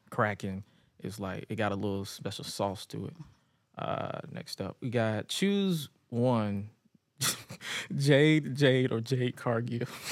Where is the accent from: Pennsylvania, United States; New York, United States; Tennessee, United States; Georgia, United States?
Georgia, United States; Atlanta; I was raised in the west side, so I'm all over Atlanta